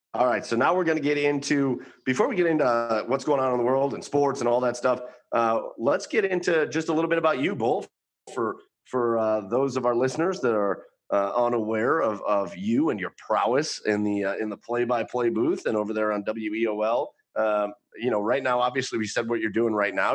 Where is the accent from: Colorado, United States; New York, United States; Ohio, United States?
Ohio, United States; Rocky River; I went very local here uh, to my hometown brewery, I went to the Rocky River Brewing Company